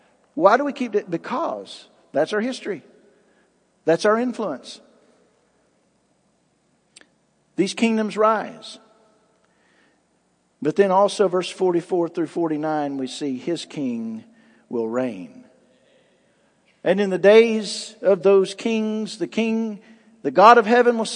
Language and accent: English; United States; as American citizens